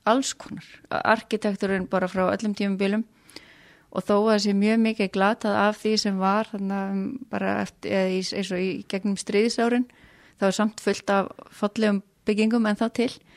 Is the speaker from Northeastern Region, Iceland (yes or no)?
yes; Kópasker, Northeastern Region, Iceland; now in Hong Kong; ég úlst upp á Kópskeri